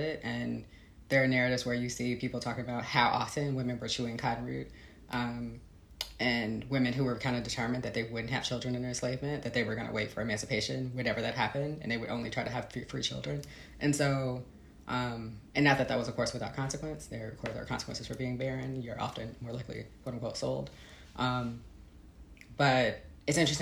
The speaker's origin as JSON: {"language": "English", "town": "Chicago", "region": "Illinois", "country": "United States", "tie": "born or raised there", "also_born_or_lived": "Texas", "moved": "as an adult", "said": "I grew up in Chicago."}